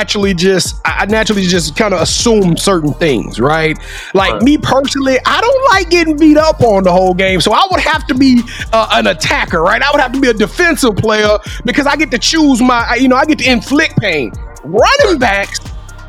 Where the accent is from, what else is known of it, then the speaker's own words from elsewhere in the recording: Louisiana, United States; I'm from Louisiana